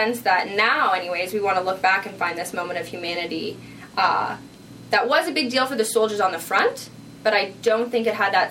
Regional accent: Canada; our Canadian identity

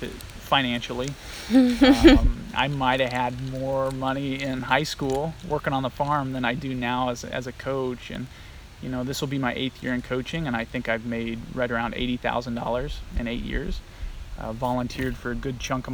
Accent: Illinois, United States; moved away as an adult; also born or lived in Kansas / Nebraska; now in Akron, United States; I grew up on, like I said earlier, a farm, and I'm from Illinois originally

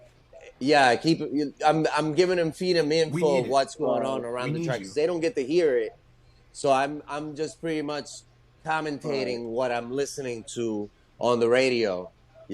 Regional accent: New Jersey, United States; I'm from New Jersey

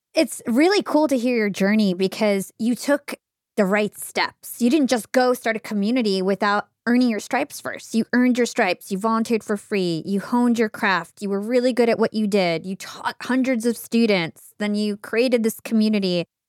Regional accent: New Jersey, United States; I'm from New Jersey

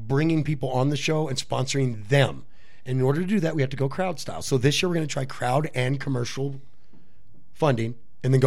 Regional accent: West Coast, United States; I'm from the West Coast, it's still a mashup of West Coast and Southern

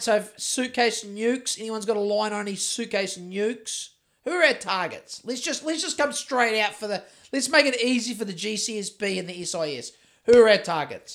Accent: Christchurch, Canterbury, New Zealand; I'm from Christchurch

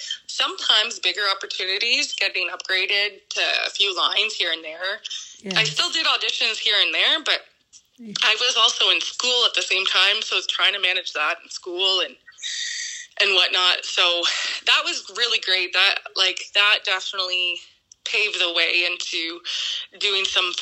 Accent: Sudbury, Ontario, Canada; born or raised there

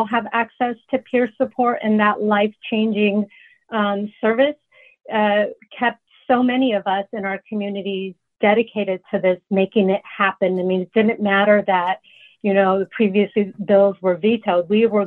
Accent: Fremont, California, United States; I grew up in Fremont

